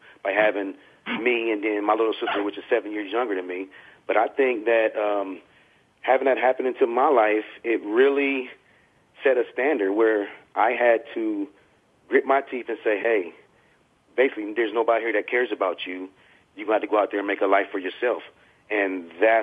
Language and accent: English; Columbus, Ohio, United States; I grew up in Columbus, Ohio